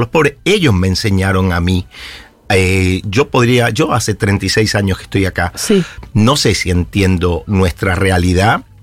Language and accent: Spanish; Spain; now in Argentina; nací en España. Y soy argentino porque me nacionalicé y, y, amo esta tierra.